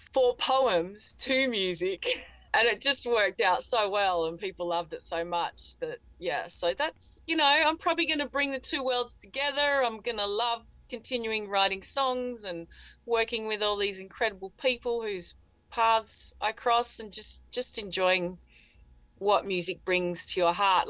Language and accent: English; Fremantle, Western Australia, Australia; moved away as an adult; also born or lived in Santa Barbara, California; my hometown, my other hometown, Fremantle, where I am now.